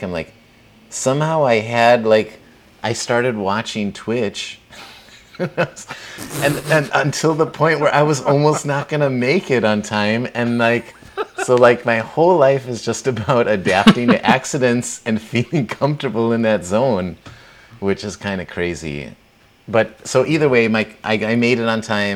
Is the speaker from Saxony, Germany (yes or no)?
yes; Plauen, Saxony, Germany; my hometown in Plauen, Germany, which is kind of right for anybody on the map, like between Munich and Berlin, former East Germany